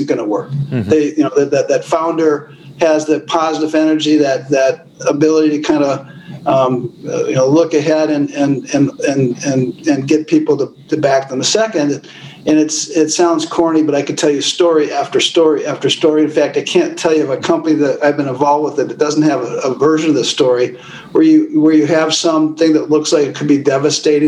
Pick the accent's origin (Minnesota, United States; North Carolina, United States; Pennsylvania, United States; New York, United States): Minnesota, United States; Minneapolis; I grew up in Minneapolis, public schools, public college